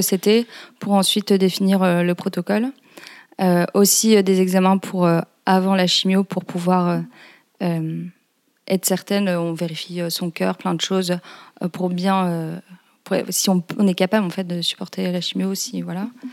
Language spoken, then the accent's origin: French; Lille, Hauts-de-France, France; moved away as an adult; now in Paris, France; Je suis originaire de Lille, j'habite à Paris depuis quelques années maintenant.